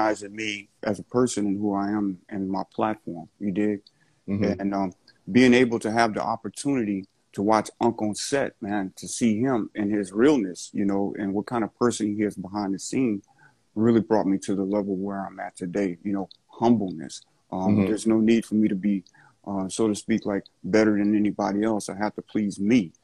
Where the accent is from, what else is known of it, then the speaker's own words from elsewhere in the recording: the South, United States; I'm from the South